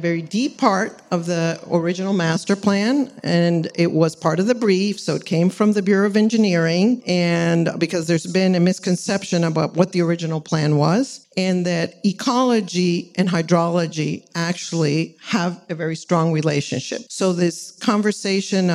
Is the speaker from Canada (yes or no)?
no; El Salvador; moved away as an adult; now in Los Angeles, United States; I'm from Central America. And my father was very involved in the environmental movement there. Founded the TPL of El Salvador